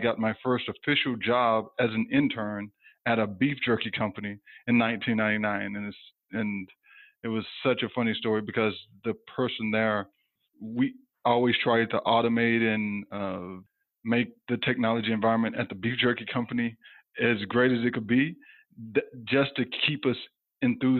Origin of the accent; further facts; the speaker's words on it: Texas, United States; moved away as an adult; also born or lived in Houston, Texas / California; now in San Francisco Bay Area, United States; I'm actually from Texas. So I grew up small town in Texas and around about 30,000 people.